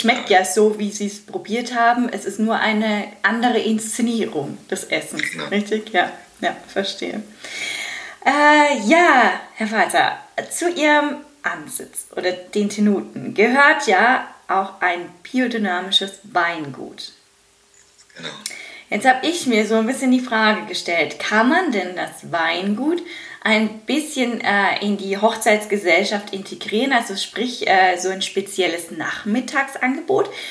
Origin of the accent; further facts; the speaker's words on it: Germany; bei uns in Deutschland